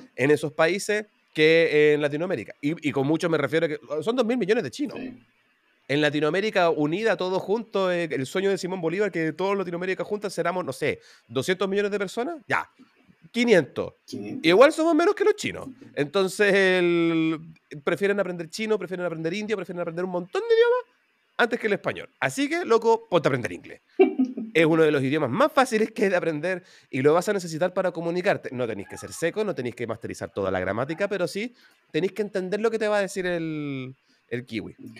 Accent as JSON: {"language": "Spanish", "town": "Santiago", "region": "Santiago Metropolitan Region", "country": "Chile", "moved": "as an adult", "lives_now": "New Zealand", "said": "yo soy chileno, soy santiaguino"}